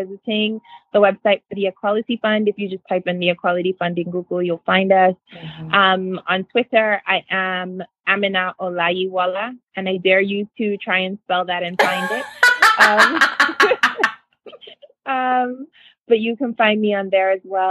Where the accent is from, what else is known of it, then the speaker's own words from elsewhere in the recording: Nigeria; when I was growing up in Nigeria